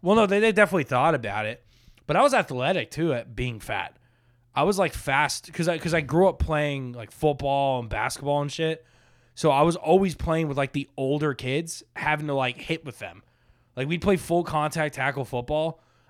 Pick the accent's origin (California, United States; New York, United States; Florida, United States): Florida, United States; Boca Raton; Dude, I grew up in Boca, where everyone's Jewish, so we had like two churches.